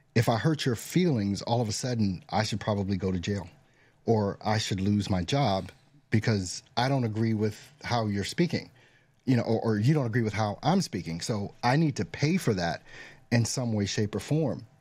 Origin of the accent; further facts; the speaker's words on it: United States; as an American